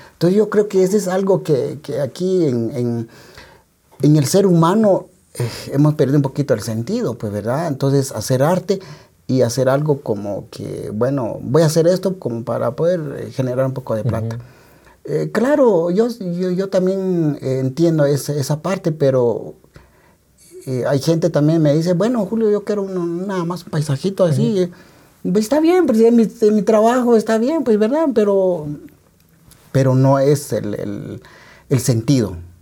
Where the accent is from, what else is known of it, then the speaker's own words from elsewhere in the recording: San Juan Comalapa, Chimaltenango, Guatemala; en mi pueblo, Comalapa